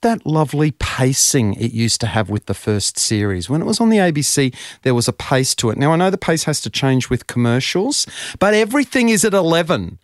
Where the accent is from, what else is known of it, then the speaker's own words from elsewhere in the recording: Brisbane, Queensland, Australia; I grew up in Brisbane